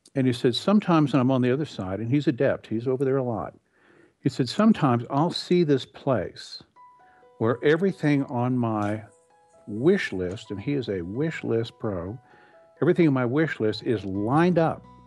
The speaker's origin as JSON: {"language": "English", "region": "Texas", "country": "United States", "tie": "born or raised there", "also_born_or_lived": "California", "moved": "as an adult", "said": "I grew up in Texas. I had, uh, moved to California."}